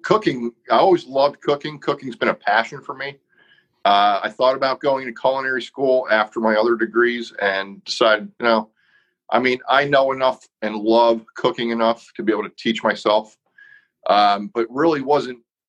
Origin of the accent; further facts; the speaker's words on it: northeast Pennsylvania, United States; I grew up in Pennsylvania. I was born and raised in the northeast part of the state and then moved down to southeast Pennsylvania